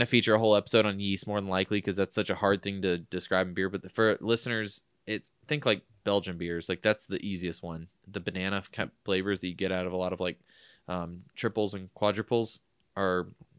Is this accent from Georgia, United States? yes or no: yes; Forsyth, Georgia, United States; I'm from Forsyth. I'm incoming here in Georgia. Yes, that is the name of the city.